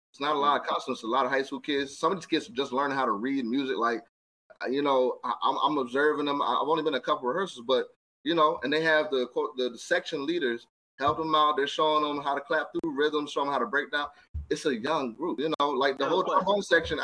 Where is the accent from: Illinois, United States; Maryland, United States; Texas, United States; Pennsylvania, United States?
Maryland, United States; That's where I'm from. I'm from Maryland.